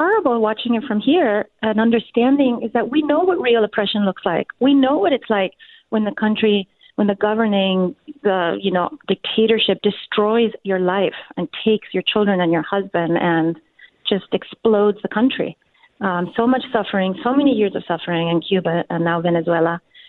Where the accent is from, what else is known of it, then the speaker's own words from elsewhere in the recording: Mexico; I'm from Cuban parents. My parents are Cuban, and I grew up in Mexico.